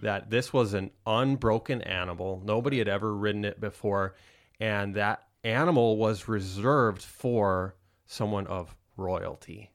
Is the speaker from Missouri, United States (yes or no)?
no; Rapid City, South Dakota, United States; moved away; I am originally from the Black Hills of South Dakota. Rapid City is where I grew up